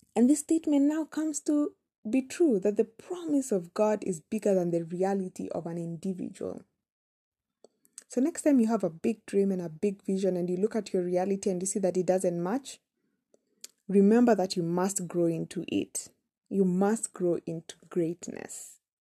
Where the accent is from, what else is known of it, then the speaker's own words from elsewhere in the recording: Kenya; we come from Kenya. We pronounce things differently.